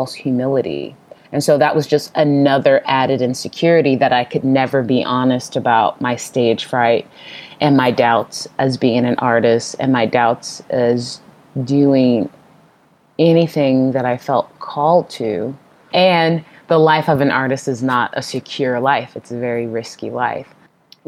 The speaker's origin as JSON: {"language": "English", "town": "Portland", "region": "Oregon", "country": "United States", "said": "I'm from Portland, Oregon, which is a very quote unquote non-church city"}